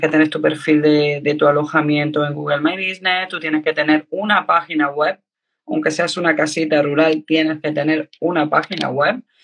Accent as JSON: {"language": "Spanish", "region": "Andalusia", "country": "Spain", "said": "yo soy andaluza"}